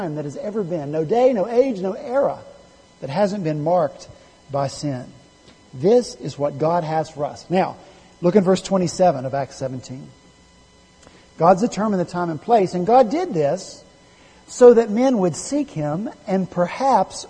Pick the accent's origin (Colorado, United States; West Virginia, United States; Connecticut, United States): West Virginia, United States; I'm from West Virginia